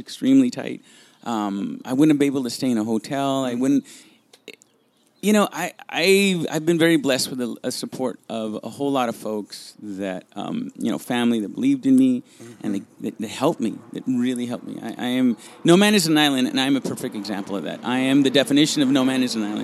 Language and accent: English; Los Angeles, California, United States; first language Spanish; English is a second language; also born or lived in Monterey Park, California / Guadalajara, Mexico; I'm a kid from Boyle Heights